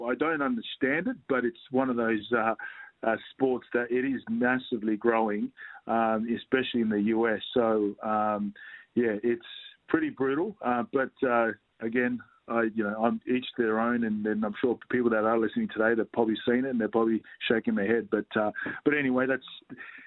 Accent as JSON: {"language": "English", "country": "Australia"}